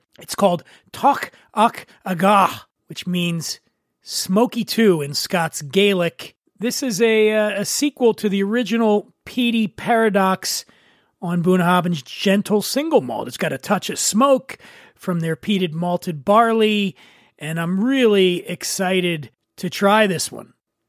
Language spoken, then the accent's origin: English; Philadelphia, Pennsylvania, United States; moved away; Philadelphia, Pennsylvania, my hometown.